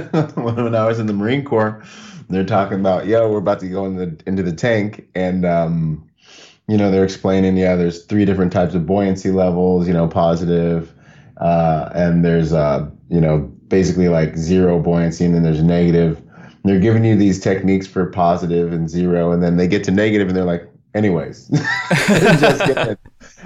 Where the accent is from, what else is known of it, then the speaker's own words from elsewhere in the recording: Bahamas; And growing up in the Bahamas, we lived in the water. Like, you weren't even cool if you couldn't dance or swim growing up. Like, you'd never have a girlfriend on the island, you know?